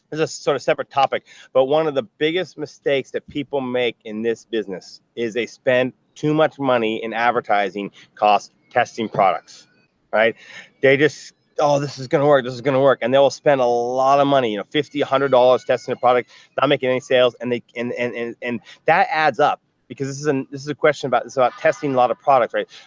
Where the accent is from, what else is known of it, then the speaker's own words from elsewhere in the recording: New York, United States; you know I'm from New York. I grew. I, I, live in New York.